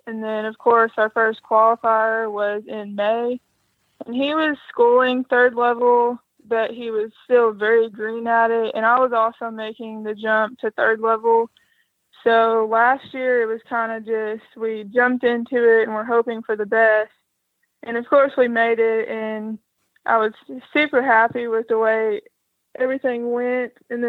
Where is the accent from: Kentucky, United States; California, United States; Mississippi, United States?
Kentucky, United States; Henderson; I'm from Henderson, Kentucky.